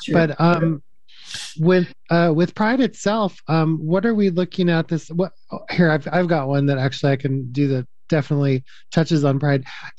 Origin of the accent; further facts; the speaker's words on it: the South, United States; I mean, I'm from the South. I mean, I moved here from the South